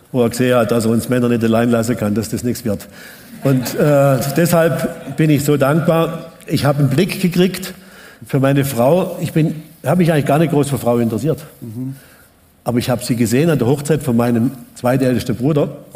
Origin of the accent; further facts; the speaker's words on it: Baden-Württemberg, Germany; ich bin mit sieben Geschwistern aufgewachsen und auf dem Hof im Hotzewald, also wegen dem Rie. Wir schauen eigentlich von meinem Haus aus, wenn ich aufgewachsen bin, direkt in die Schweizer Alpen.